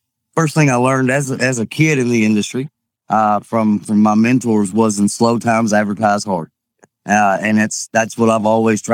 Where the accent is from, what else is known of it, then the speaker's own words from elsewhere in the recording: Kentucky, United States; I'm from Kentucky. It's just the accent